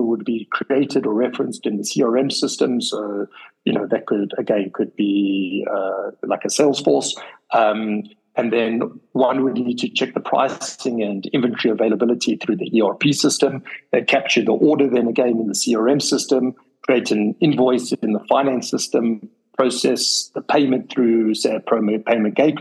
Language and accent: English; South Africa; being a South African